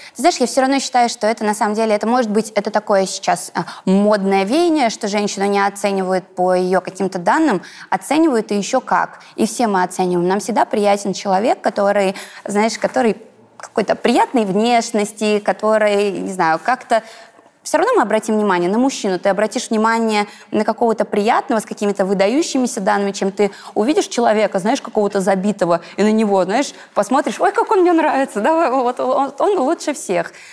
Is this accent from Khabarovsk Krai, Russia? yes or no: no; Kokhma, Ivanovo Oblast, Russia; я такая пупсик из Иванской области